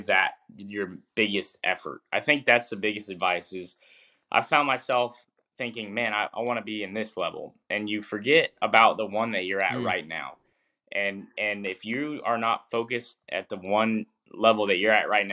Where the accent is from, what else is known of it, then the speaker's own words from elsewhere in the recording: North Carolina, United States; I grew up in North Carolina